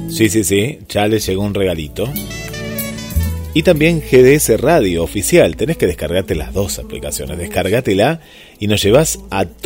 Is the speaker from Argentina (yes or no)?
no; Colombia; now in Toronto, Canada; colombiano, viviendo en Toronto.